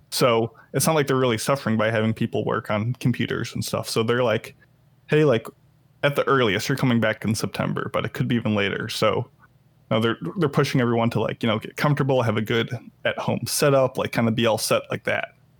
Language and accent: English; Illinois, United States; moved away; Illinois, which is where my hometown is